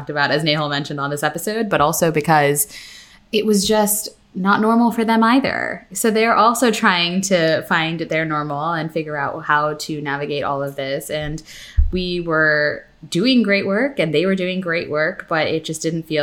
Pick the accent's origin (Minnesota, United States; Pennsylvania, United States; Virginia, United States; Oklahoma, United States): Pennsylvania, United States; I'm from Pennsylvania